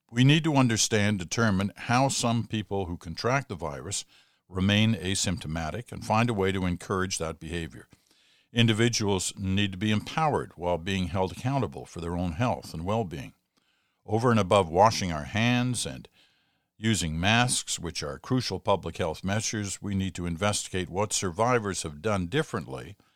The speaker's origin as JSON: {"language": "English", "town": "Ottawa", "region": "Ontario", "country": "Canada", "tie": "born or raised there", "said": "I hopped on my bike and decided to go check out the Black Lives Matter march in my hometown of Ottawa."}